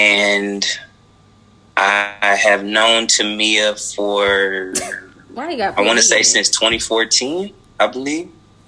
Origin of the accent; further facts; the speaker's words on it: Coral Springs, Florida, United States; I am originally from Fort Lauderdale, Florida. More specifically, Coral Springs, but period. I just say Fort Lauderdale.